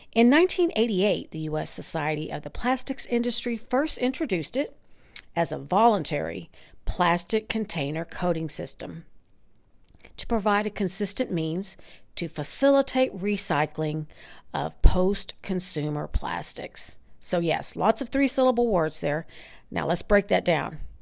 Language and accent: English; North Texas, United States; my hometown in North Texas